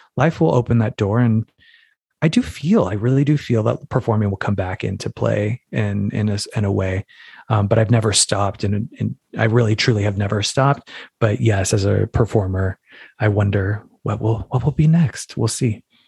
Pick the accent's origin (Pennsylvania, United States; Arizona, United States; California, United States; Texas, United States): Arizona, United States; Phoenix; moved away; also born or lived in New York City; I'm from Phoenix, Arizona originally